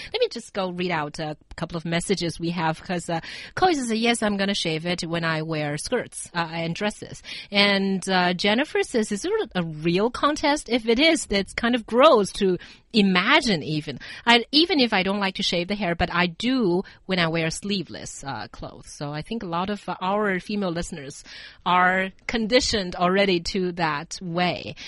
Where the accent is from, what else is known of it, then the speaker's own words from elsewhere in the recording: China; growing up in China